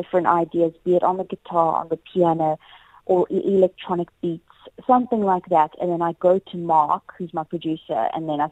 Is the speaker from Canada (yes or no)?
no; South Africa; I am South African. That's where my heart belongs